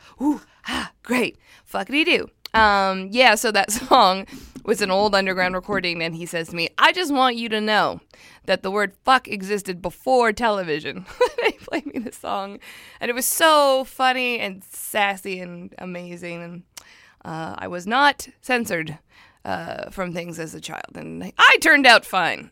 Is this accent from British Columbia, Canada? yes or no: yes; Surrey, British Columbia, Canada; I'm from Surrey, and it's not a nice